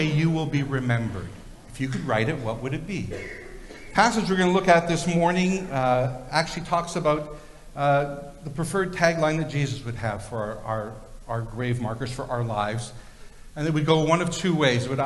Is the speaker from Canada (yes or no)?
yes; Victoria, British Columbia, Canada; when I was a little kid, I grew up in Victoria near one of the oldest cemeteries in British Columbia, the Ross Bay Cemetery.